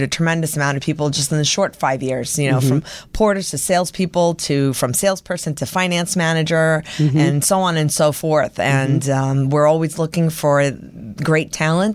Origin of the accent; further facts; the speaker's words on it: New York City, New York, United States; moved away as an adult; now in Los Angeles, United States; I've been born and raised in New York